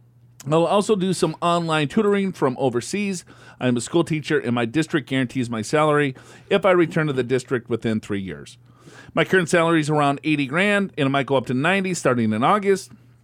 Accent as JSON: {"language": "English", "country": "Dominican Republic", "tie": "born there", "said": "I was born in the Dominican Republic."}